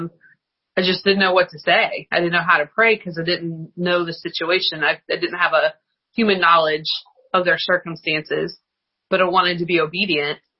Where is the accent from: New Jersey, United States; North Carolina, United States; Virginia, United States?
Virginia, United States; outside of Lynchburg; I grew up outside of Lynchburg.